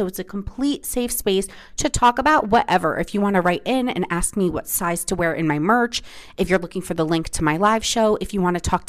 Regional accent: New Jersey, United States; moved away; I take you home to New Jersey with me for Thanksgiving, do some random footage with my family, with like in my hometown

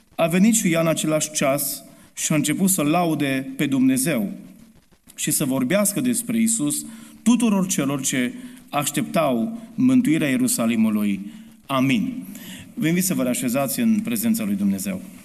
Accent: Romania; sunt român 100%.

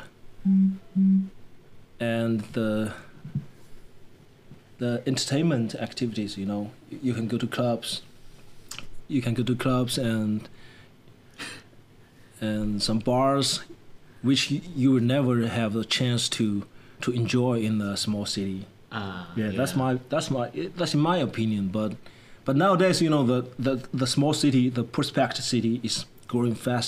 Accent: China; English is a second language; moved away as an adult; now in Nanjing, China; all the neon lights, which I hadn't seen in my hometown when I was a kid

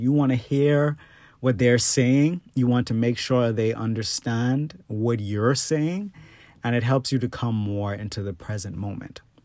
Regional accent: Bahamas; now in United States; the Bahamas, which is my home country

